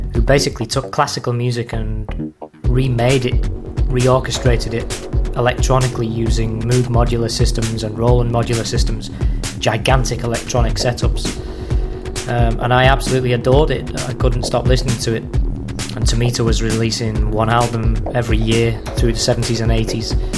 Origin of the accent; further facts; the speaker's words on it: Liverpool, North West England, United Kingdom; I was from Liverpool